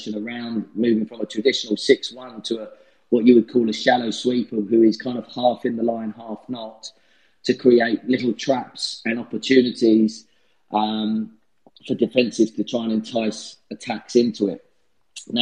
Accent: England, United Kingdom; moved away as an adult; now in United States; as an English bloke

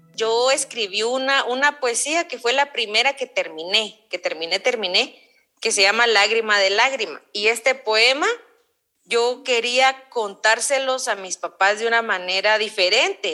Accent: Guatemala; soy del occidente, del altiplano, soy del pueblo quiche del altiplano occidental, de aquí de, Guatemala, de Chimuleo

